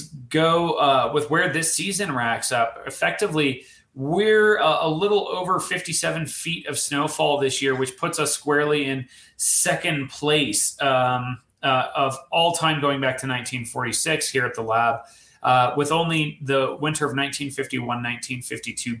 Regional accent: Colorado, United States; now in California, United States; I grew up in Colorado

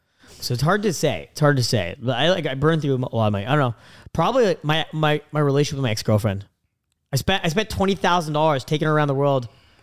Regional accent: Canada; I'm from Canada.

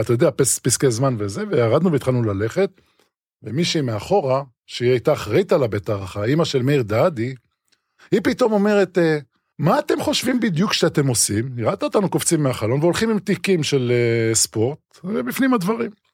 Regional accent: Israel; אני מושבניק, ויטל מיכיאל, פתחת רפיח. התחלתי לשחק בגבעת ברנר נוער מחוזית.

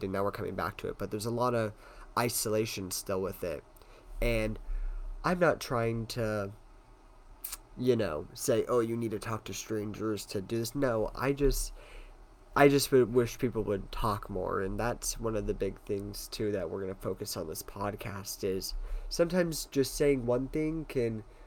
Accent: Tucson, Arizona, United States; born and raised in Tucson, Arizona

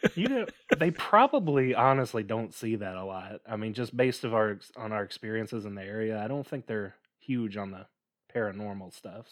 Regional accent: near Memphis, Tennessee, United States; We grew up near Memphis

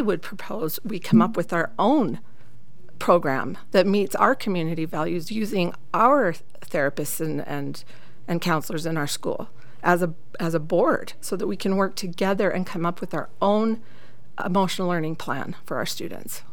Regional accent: St. George, Utah, United States; now in Cedar City, United States; I am from Southern Utah. I went to high school down in St. George, and I've lived in Cedar City for the past 22 years.

